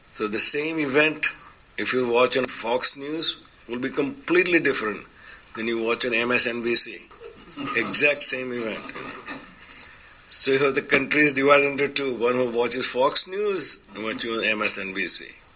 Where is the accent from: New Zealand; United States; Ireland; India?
India; I come from India, but I go back and I feel uncomfortable there.